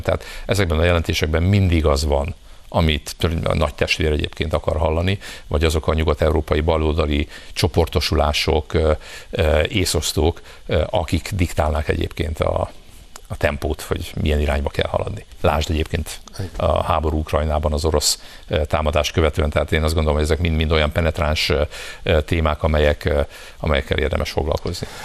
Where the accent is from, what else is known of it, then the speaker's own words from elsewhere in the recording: Hungary; mi meg magyarok vagyunk